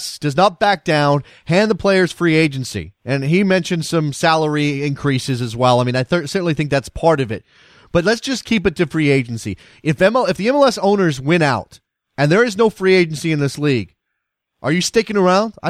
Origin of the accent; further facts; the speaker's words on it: United States; I'm an American. I bring an American perspective